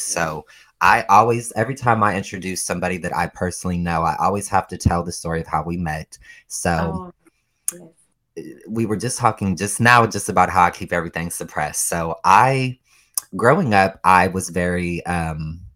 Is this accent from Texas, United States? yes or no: no; Ohio, United States; I'm from Ohio